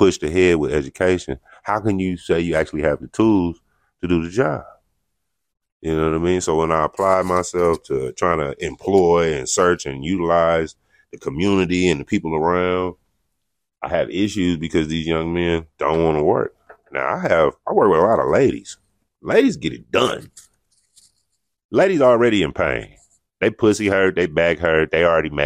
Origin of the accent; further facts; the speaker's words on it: United States; I'm from America